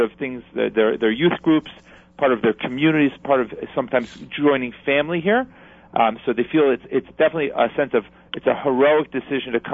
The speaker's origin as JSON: {"language": "English", "region": "New Jersey", "country": "United States", "said": "New Jersey first because it's my home state"}